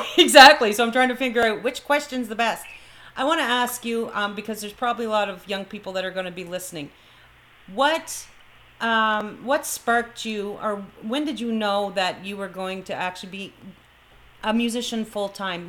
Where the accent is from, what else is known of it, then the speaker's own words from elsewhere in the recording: Fredericton, New Brunswick, Canada; moved away as an adult; now in Brampton, Canada; Fredericton, New Brunswick, because that's where I'm originally from